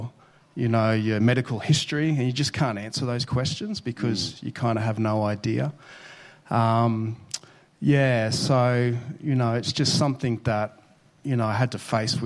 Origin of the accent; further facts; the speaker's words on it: Brisbane, Queensland, Australia; I was born in Brisbane, north of Brisbane, to a teenage mum